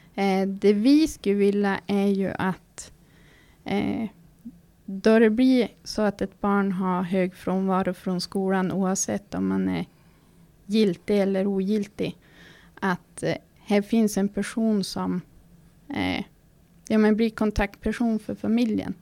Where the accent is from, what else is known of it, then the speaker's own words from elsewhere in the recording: Fårträsk, Västerbotten County, Sweden; now in Norsjö, Sweden; Är född och uppvuxen i Fårträsk utanför Malå. Men har bott i Norsjö kommun i snart 16 år.